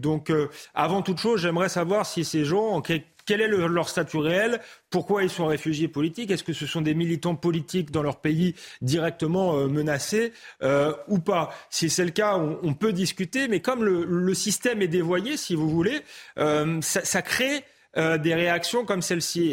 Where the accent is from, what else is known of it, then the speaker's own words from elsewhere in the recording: Épinay-sur-Seine, Île-de-France, France; j'ai grandi à Épinay-sur-Seine, à Saint-Denis